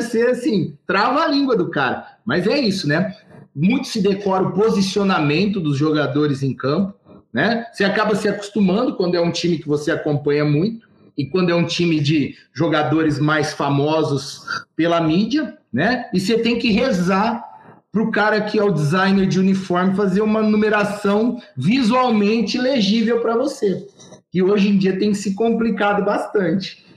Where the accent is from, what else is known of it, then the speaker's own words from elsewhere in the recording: Ribeirão Preto, São Paulo, Brazil; eu nasci na Vila Tibério, uhum. né? Me criei dentro do polo esportivo do Botafogo